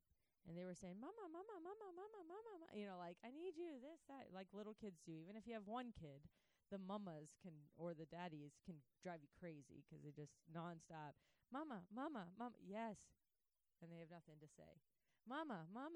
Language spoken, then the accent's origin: English; United States; I was growing up in the States